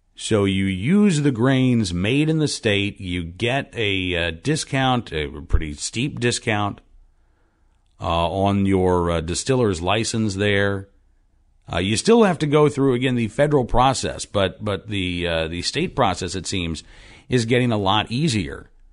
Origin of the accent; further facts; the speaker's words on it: Oklahoma, United States; I grew up in Oklahoma